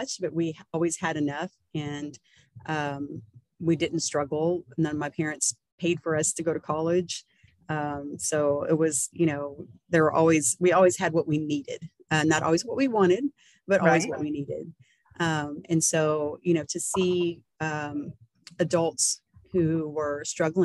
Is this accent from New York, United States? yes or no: no; Baytown, Texas, United States; I am born and raised in Baytown, Texas